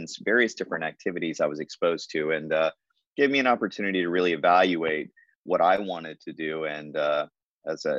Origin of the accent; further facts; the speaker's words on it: Nashville, Tennessee, United States; moved away as an adult; also born or lived in Memphis, Tennessee / Texas; now in Iowa, United States; I was born in Memphis, but when I was still in elementary school, we moved to Nashville as my dad got a new job there. And I grew up in Nashville.